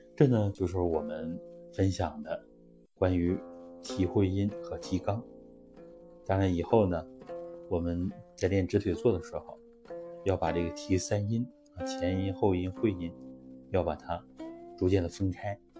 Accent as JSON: {"language": "Chinese", "country": "China", "said": "我们中国人"}